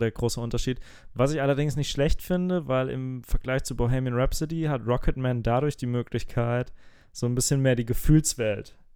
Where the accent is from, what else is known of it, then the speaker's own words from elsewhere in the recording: Hesse, Germany; es gibt in Hessen, ich komme aus Hessen, gibt es den Hessentag